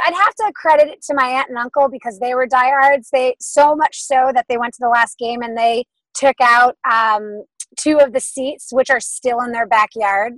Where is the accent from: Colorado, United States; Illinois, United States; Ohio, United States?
Ohio, United States; Cleveland; now in Los Angeles, United States; I grew up in Cleveland, um, a bit of the east side, so about 20 minutes from downtown